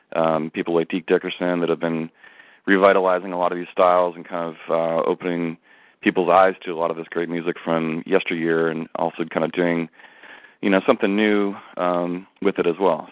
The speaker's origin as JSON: {"language": "English", "region": "New Jersey", "country": "United States", "tie": "born or raised there", "moved": "yes", "lives_now": "Santa Cruz, United States", "said": "I grew up in in New Jersey"}